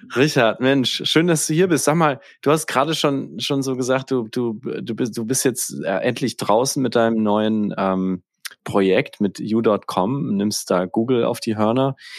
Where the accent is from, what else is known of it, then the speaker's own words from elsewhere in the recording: Northern Bavaria, Germany; Ich komme aus Nordbayern